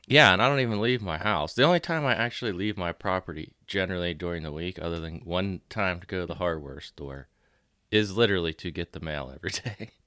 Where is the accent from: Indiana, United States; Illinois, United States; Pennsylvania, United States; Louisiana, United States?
Pennsylvania, United States; near Pittsburgh; I grew up closer